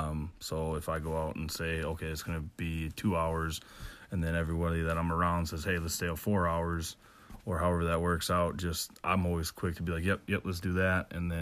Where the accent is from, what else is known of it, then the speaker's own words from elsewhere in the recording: Apple Valley, Minnesota, United States; Apple Valley, Minnesota.